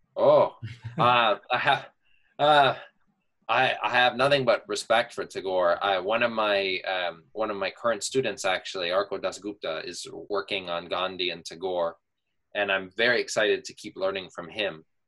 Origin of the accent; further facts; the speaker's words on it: California, United States; moved away as an adult; now in Pittsburgh, United States; I'm from California originally